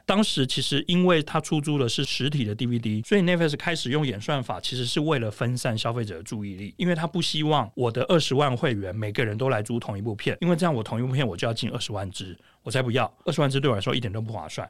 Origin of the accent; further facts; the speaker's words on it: Tainan, Taiwan; 我在台南长大